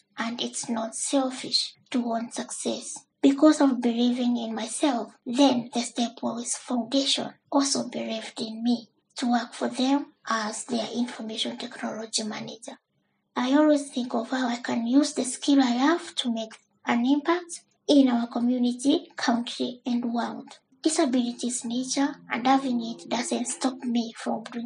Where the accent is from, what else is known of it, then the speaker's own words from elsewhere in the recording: Kenya; I was born at least in Kenya